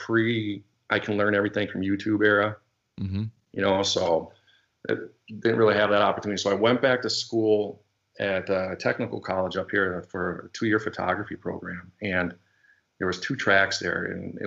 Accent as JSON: {"language": "English", "town": "St. Paul", "region": "Minnesota", "country": "United States", "tie": "born or raised there", "also_born_or_lived": "Southern California", "said": "Grew up, born in St. Paul, Minnesota, it's the capital here. And then in fourth grade, I moved to Southern"}